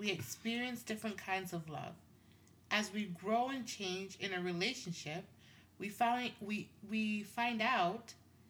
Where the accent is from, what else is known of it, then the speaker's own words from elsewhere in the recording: Tanzania; now in Canada; I'm from Tanzania. My handsome Jamaican husband, right? And our children were born in Canada. We live in Canada.